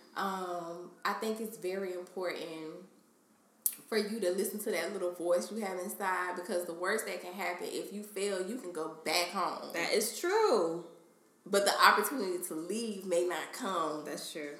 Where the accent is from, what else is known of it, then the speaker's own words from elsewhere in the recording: Jacksonville, Florida, United States; moved away as an adult; now in New York, United States; I'm from Jacksonville, so it's it's nothing going on there.